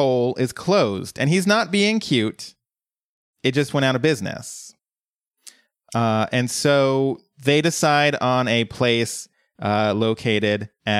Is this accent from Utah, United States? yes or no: no; Colorado, United States; moved away; She lived in my hometown back in Colorado.